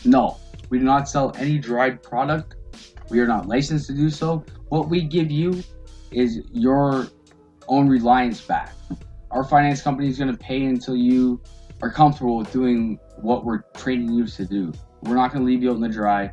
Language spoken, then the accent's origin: English; Windsor, Ontario, Canada; I'm from uh, just around the corner, Windsor, Ontario